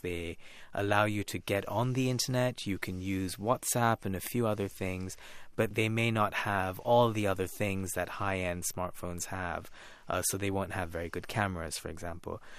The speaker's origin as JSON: {"language": "English", "town": "Kolkata", "region": "West Bengal", "country": "India", "tie": "born or raised there", "said": "growing up in India, in Calcutta in, in the nineties and early"}